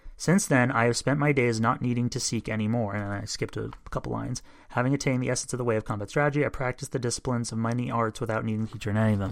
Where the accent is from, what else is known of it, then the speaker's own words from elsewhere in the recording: United States; I'm an American